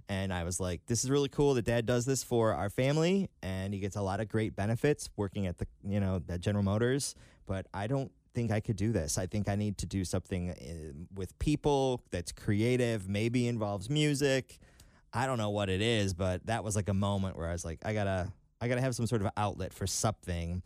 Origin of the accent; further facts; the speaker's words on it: Detroit, Michigan, United States; moved away as an adult; I grew up just outside of Detroit on Lake, uh, Saint Clair